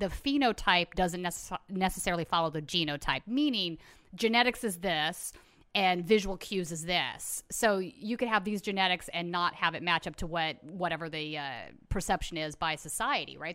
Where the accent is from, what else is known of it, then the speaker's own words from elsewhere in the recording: United States; as an American